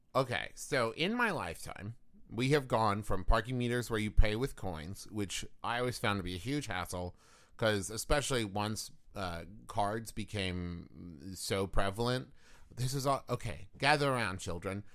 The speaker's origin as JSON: {"language": "English", "town": "Huntington", "region": "West Virginia", "country": "United States", "tie": "born or raised there", "said": "Huntington, West Virginia, my hometown"}